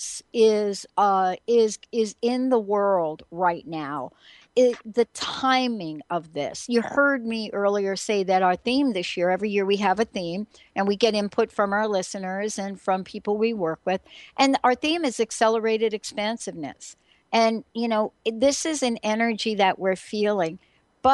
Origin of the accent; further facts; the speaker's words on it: New Jersey, United States; moved away as an adult; now in Seattle, United States; I'm also from New Jersey